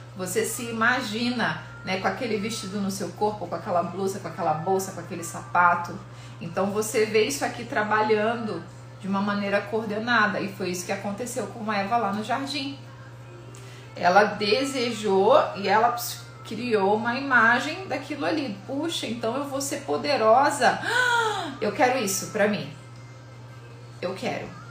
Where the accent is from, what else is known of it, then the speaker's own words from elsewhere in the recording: Rio de Janeiro, Brazil; eu sou carioca